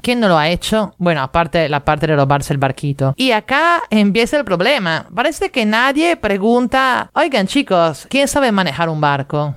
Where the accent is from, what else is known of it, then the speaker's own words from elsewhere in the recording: Italy; now in Lima, Peru; la que en Italia llamamos flojera de primavera.